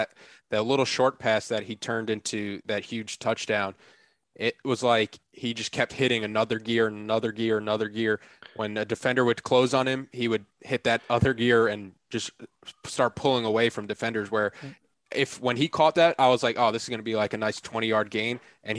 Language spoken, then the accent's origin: English; New York, United States; moved away; one of my best friends from that I grew up with in New York